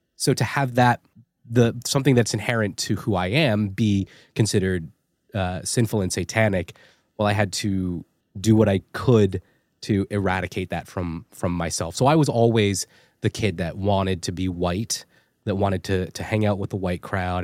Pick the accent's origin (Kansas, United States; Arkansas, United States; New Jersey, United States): New Jersey, United States; East Rutherford; also born or lived in South Carolina; I was born in a town called East Rutherford, New Jersey